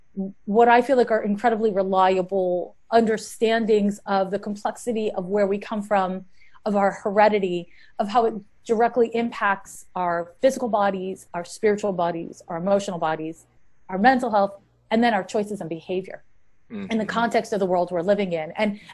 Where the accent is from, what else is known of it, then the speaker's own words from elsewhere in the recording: Montreal, Quebec, Canada; moved away as an adult; now in San Francisco, United States; I've been in the San Francisco, Oakland Bay Area since 1994, by way of Montreal, Quebec. I'm Canadian. And I moved to San Francisco in 94 to be an astrologer.